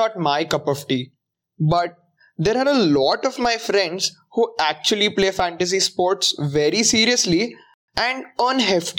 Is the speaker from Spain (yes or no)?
no; Maharashtra, India; I come from Maharashtra